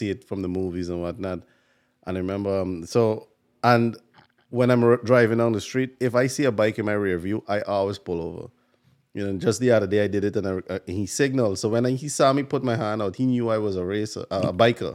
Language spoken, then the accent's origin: English; Guyana; now in New York, United States; I'm from Guyana